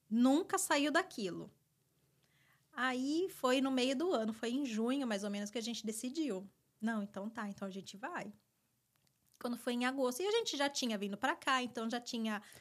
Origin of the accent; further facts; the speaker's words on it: Rio Claro, São Paulo, Brazil; moved away as an adult; now in United States; Rio Claro, Rio claro. interior de São Paulo.